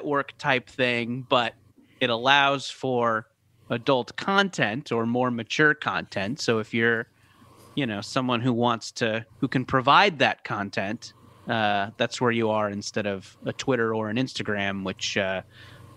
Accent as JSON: {"language": "English", "area": "Orange County", "region": "California", "country": "United States", "tie": "born or raised there", "said": "growing up in Orange County"}